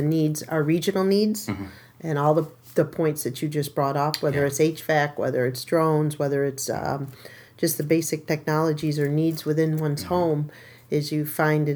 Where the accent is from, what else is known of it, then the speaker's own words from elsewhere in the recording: Whitesboro, New York, United States; also born or lived in Marcy, New York; I grew up in Whitesboro.